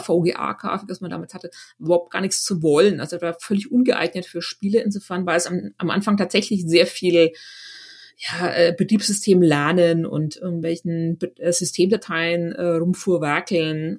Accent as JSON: {"language": "German", "town": "Schwabach", "region": "Bavaria", "country": "Germany", "tie": "born or raised there", "said": "tatsächlich bin ich in einem kleinen Dorf ähm, aufgewachsen in der Nähe von Schwabach"}